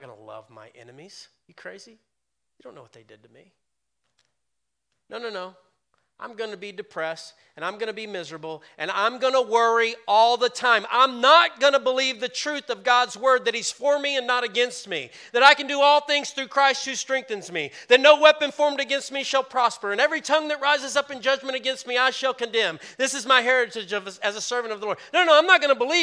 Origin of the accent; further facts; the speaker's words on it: the Bible Belt, United States; I grew up in the Bible Belt